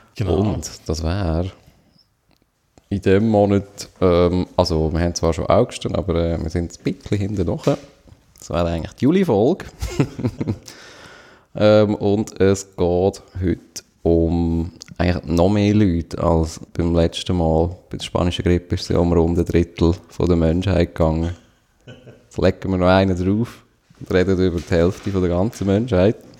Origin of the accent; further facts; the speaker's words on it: Switzerland; als Schweizer